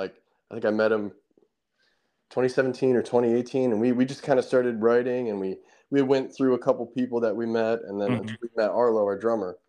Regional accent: Southeast Michigan, United States; moved away as an adult; also born or lived in Philadelphia area, Pennsylvania; now in Delaware County, Pennsylvania, United States; I'm from Southeast Michigan

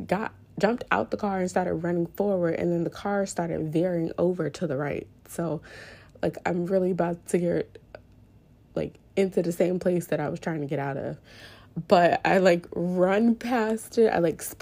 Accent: New Orleans, Louisiana, United States; born and raised in New Orleans

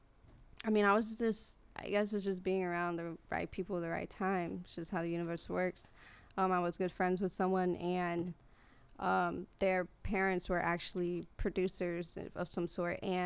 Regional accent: Tampa, Florida, United States; moved away as an adult; now in Los Angeles, United States; I grew up in Sulphur Springs, which is, I guess, is like the quote unquote, like, you know, it's the bad part of Tampa

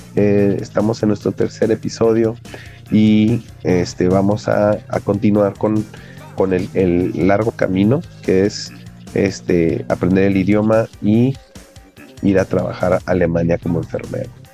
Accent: Mexico; ahorita en nuestro país, en México

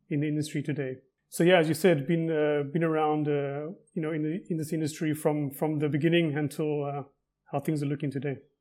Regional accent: Cape Town, Western Cape, South Africa; moved away as an adult; now in Israel; I'm originally from Cape Town, South Africa, and moved to Israel about twelve years ago

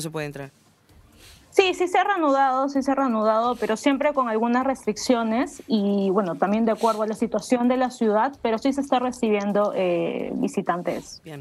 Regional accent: Peru

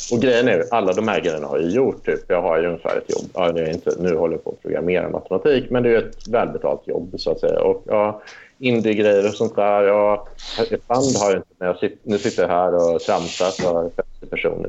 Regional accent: Deje, Värmland, Sweden; moved away; also born or lived in Tidaholm / Lund; första åren när jag växte upp, då, då, då växte jag upp i så här riktig arbetarkommun. Det är ju liksom mindre, mindre än Tidaholm till och med, liksom, eh, där jag gick i plugget. Så det är ju Deje då, där bodde 3000 pers.

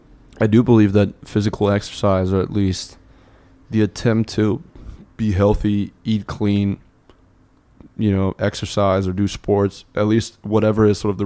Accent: Munich, Bavaria, Germany; So I grew up in Munich.

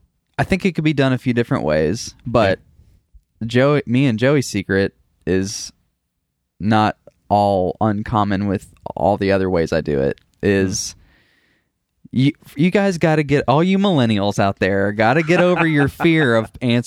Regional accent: Beaumont, Texas, United States; moved away as an adult; also born or lived in San Marcos, Texas; now in Central Texas, United States; I grew up in Southeast Texas, but I grew up in Beaumont and moved to San Marcos. At 19, I've been in Central Texas for past 9 years now

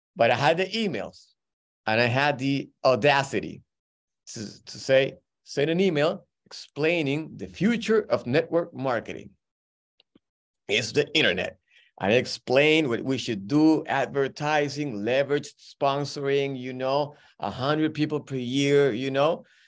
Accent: Peru; moved away; I'm from Peru

